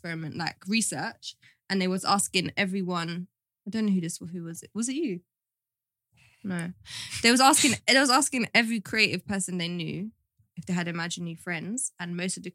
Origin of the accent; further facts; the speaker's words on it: Brixton, London, United Kingdom; On an estate in Brixton Hill.